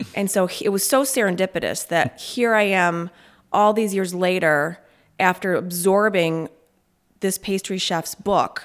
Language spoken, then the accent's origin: English; Verona, New York, United States; also born or lived in Albany, New York / Bolton Landing, New York; I grew up out in Verona, New York.